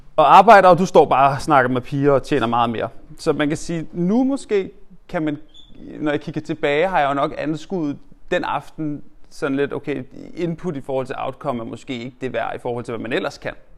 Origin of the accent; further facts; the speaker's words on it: Hørsholm, Capital Region of Denmark, Denmark; jeg er ikke født der, men jeg er opvokset i Hjelmeparken oppe i Hørsholm